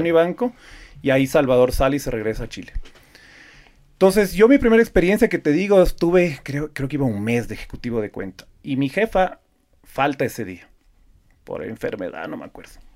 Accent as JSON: {"language": "Spanish", "country": "Ecuador", "tie": "born or raised there", "said": "yo soy el típico ecuatoriano nacido en Ecuador, que mis papás son ecuatorianos"}